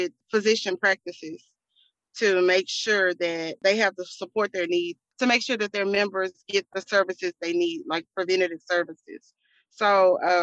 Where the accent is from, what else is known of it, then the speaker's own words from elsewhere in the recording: Houston, Texas, United States; I am from Houston, Texas. I come straight out of A-Leaf